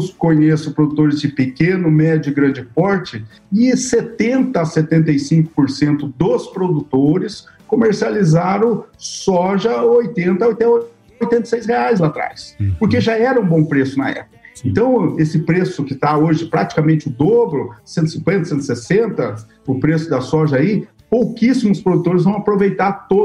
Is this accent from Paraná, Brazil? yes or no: no; Luís Eduardo Magalhães, Bahia, Brazil; Eu venho de uma região de Luiz Eduardo Magalhães, por exemplo, que lá é, é, é, é fundamental que eu faça um bom perfil de solo, porque nós temos a tal da estiagem lá.